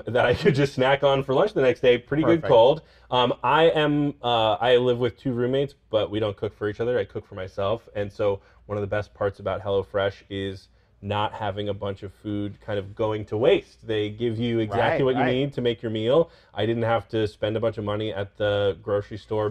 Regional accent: Northern California, United States; I grew up in Northern California

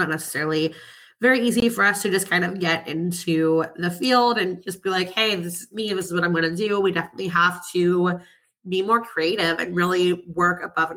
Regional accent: outside of Philadelphia, Pennsylvania, United States; I grew up like outside of Philadelphia and going to Flyers games

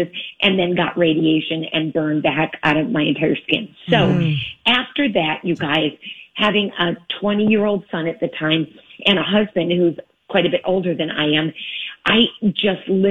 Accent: Michigan, United States; now in Los Angeles, United States; I'm a Midwestern girl. I'm from Michigan.

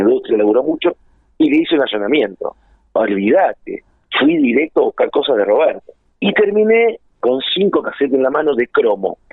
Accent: Junín, Buenos Aires Province, Argentina; moved away as an adult; yo soy nacido en Buenos Aires, pero obviamente mi familia es de Junín, mi padre y mi madre, y nos venimos a vivir a Junín

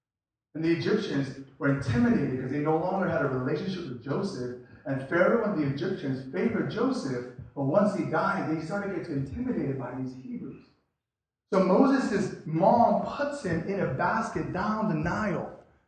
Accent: South Korea; first language English; I was born and raised in Korea in a military base, which means I'm just confused. I spoke English all my life. All my life I spoke English in Korea because it's a U.S. Army base.

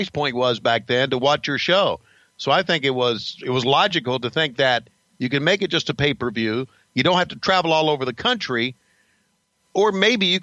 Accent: Marietta, Georgia, United States; my hometown of Marietta, Georgia

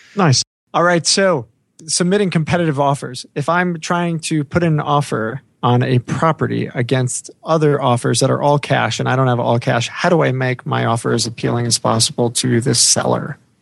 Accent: New York, United States; moved away; my home state from growing up

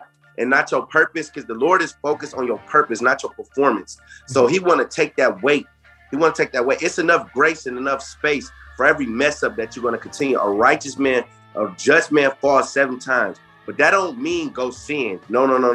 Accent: Jackson, Michigan, United States; now in Columbus, United States; I'm from Jackson, Michigan, 517

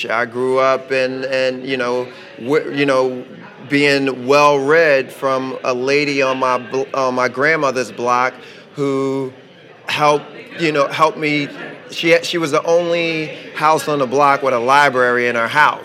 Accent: Philadelphia, Pennsylvania, United States; growing up in West Philly, it was, you know, we grew up in a tough neighborhood

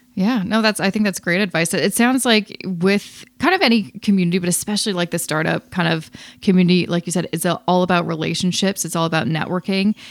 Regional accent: Vancouver, British Columbia, Canada; now in Toronto, Canada; I'm originally from Vancouver

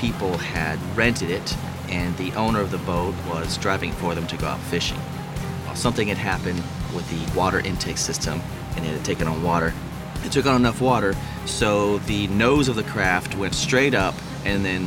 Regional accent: Frazier Park, California, United States; I am from Fraser Park, California

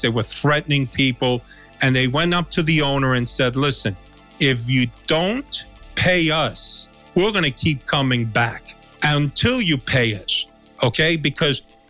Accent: New York City, New York, United States; accent: Cuban twang; I'm a guy from New York City. I'm a street kid, you know. I grew up in Washington Heights. I grew up in the Bronx

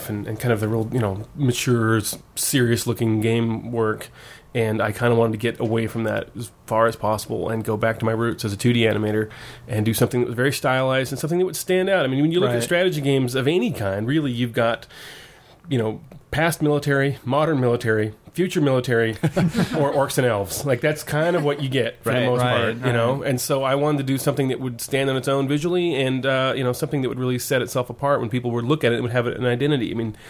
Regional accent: Woodinville, Washington, United States; moved away as an adult; also born or lived in Tokyo; I grew up in Woodinville, which is right next to Redmond, Washington

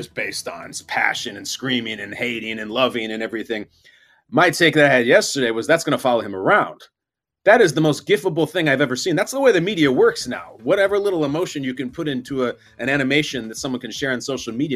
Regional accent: Chicago, Illinois, United States; I was born and raised in Chicago

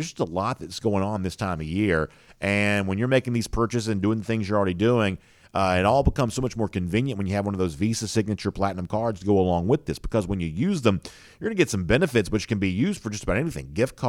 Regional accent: San Diego, California, United States; Get a commitment from four-star running back Roderick Robinson out of my hometown of San Diego.

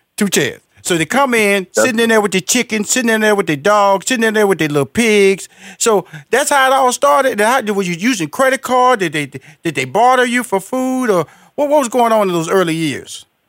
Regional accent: Houston, Texas, United States; I'm from Houston, Texas, Fifth Ward

